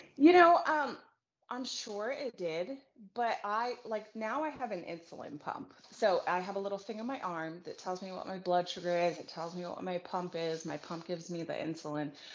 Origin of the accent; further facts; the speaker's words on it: Reno, Nevada, United States; I was born and raised in Reno, Nevada.